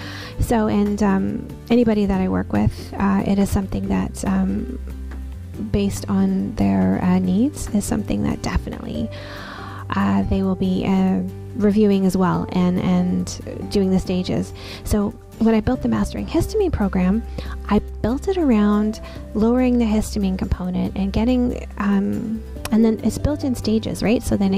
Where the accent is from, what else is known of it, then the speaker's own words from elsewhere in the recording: Newfoundland and Labrador, Canada; like, I grew up in Newfoundland. So by the time I was born, we moved quite a bit.